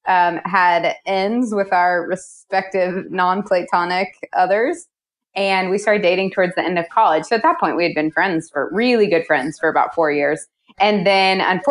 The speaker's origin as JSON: {"language": "English", "region": "Missouri", "country": "United States", "tie": "born or raised there", "also_born_or_lived": "East Africa", "moved": "as an adult", "lives_now": "Portland, United States", "said": "I grew up in Missouri and lived there for a while"}